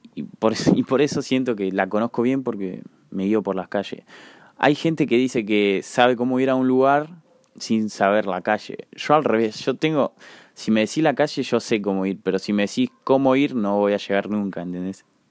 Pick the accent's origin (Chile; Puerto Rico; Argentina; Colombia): Argentina; La Plata, Buenos Aires Province; soy de La Plata